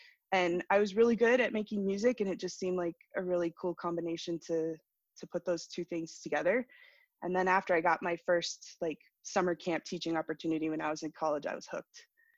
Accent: Maine, United States; moved away as an adult; now in New Mexico, United States; I grew up in Maine, which seems like a pretty far place away from here, but moved to New Mexico 18 years ago.

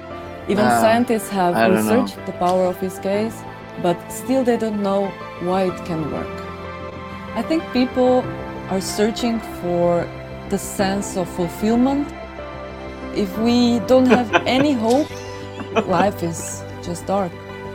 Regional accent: Slovenia; I'm from Slovenia.

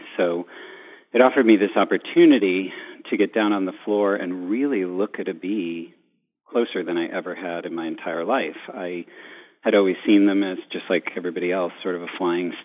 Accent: New York, United States; being a New Yorker

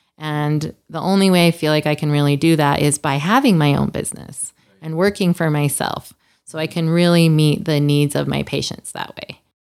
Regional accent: Salt Lake City, Utah, United States; moved away as an adult; also born or lived in Los Angeles; I'm from Salt Lake, and I wanted to come home.

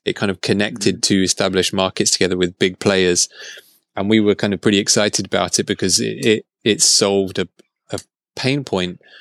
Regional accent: England, United Kingdom

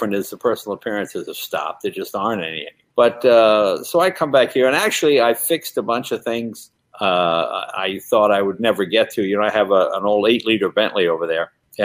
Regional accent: Andover, Massachusetts, United States; I grew up in Andover, Massachusetts, which is about 20 miles south of the New Hampshire border.

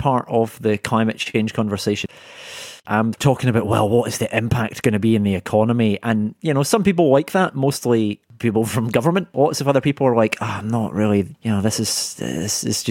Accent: Scotland, United Kingdom; now in London, United Kingdom; a fellow Scot

